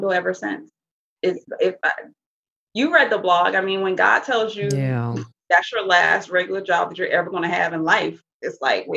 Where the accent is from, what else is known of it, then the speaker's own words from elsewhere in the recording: the South, United States; we are from the South.